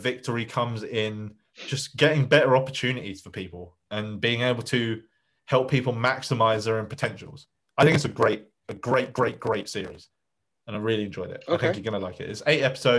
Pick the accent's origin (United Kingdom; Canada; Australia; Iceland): United Kingdom; Essex, East of England; my home region